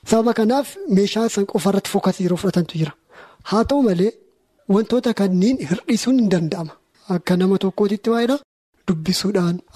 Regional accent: Batu, Oromia, Ethiopia; Ani waldaa baatuu keessatti kan guddadhe maatiin kiyyaa adventistiidha.

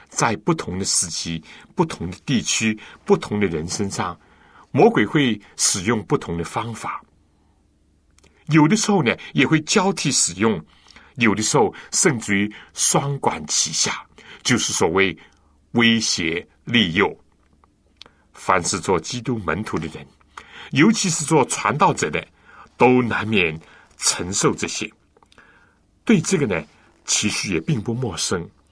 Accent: China; 我们中国人

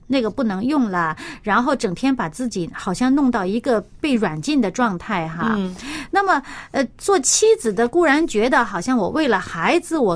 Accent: China; 在我们中国人的观念当中

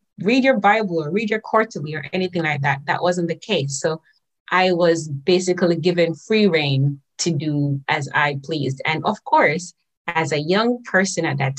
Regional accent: Saint Catherine, Jamaica; also born or lived in St. Ann, Jamaica; now in Japan; I was born in St. Anne. Maybe at about 4 or 5 years old or so, I moved, and my mom moved close to my aunt in St. Catherine

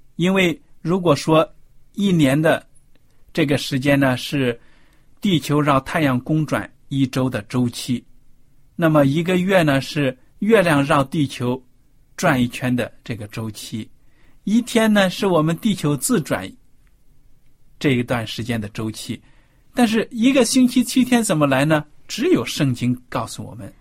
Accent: China; 我们中国人

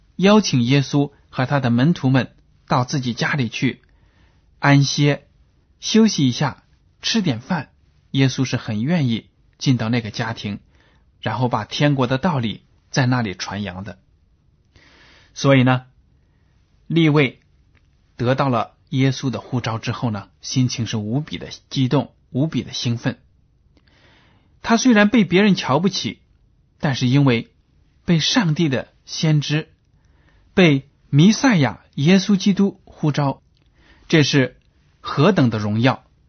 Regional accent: China; 我们中国人

